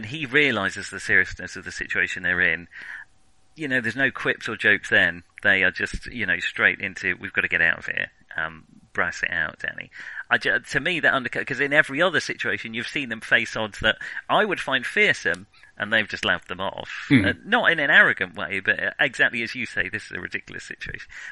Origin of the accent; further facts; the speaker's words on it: England, United Kingdom; we're English